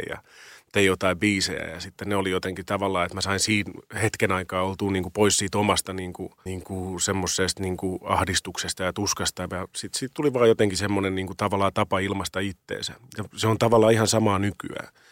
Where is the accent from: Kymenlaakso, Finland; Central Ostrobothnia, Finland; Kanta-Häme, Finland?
Kanta-Häme, Finland; Riihimäki; now in Helsinki, Finland; mä oon kasvanut Riihimäellä